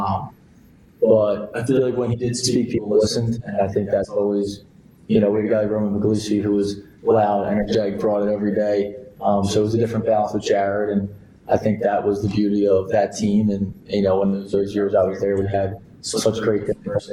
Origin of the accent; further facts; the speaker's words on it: Springfield, Pennsylvania, United States; growing up in Springfield was playing lacrosse